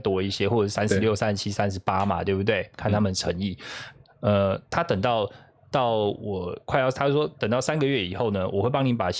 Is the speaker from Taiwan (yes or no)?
yes; southern Taiwan, Taiwan; 大家就是我们从南部上来的